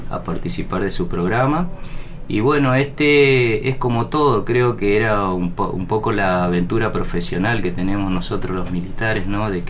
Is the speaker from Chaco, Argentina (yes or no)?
yes; Resistencia, Chaco, Argentina; Eh, bueno, yo soy oriundo de Resistencia Chaco, del litoral.